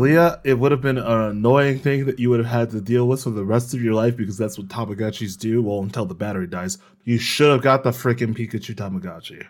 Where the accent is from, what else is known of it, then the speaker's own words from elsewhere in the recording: United States; I am extremely American